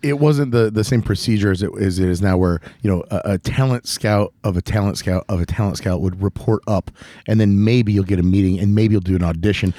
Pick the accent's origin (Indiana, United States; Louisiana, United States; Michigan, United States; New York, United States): Indiana, United States; Northwest; we're from Northwest Indiana